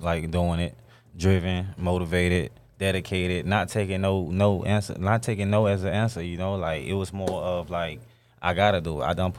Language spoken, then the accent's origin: English; Miami, Florida, United States; I'm originally from Miami.